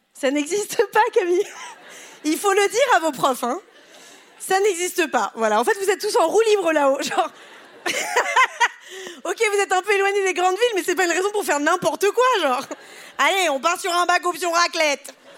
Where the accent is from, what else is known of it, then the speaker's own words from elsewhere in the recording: Pontoise, Île-de-France, France; je suis née à Pontoise, dans le 9-5